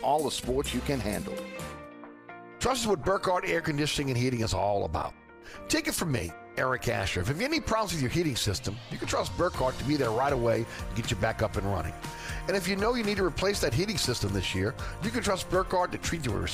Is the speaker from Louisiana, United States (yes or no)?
yes; New Orleans, Louisiana, United States; moved away as an adult; I grew up, 75% of my life I've lived in Orleans Parish